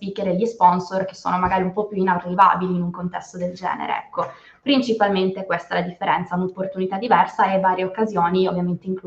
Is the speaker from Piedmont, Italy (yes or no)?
yes; Turin, Piedmont, Italy; Io Torino